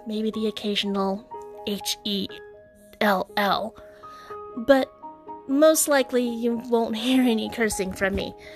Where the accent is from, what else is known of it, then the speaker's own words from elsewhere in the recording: Texas, United States; although I am from the South, I'm from Texas